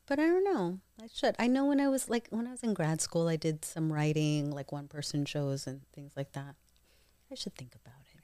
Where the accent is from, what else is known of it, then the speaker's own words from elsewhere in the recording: Eastern Washington, United States; also born or lived in New York / Davao, Philippines (family); I was born in New York and then grew up mostly in Eastern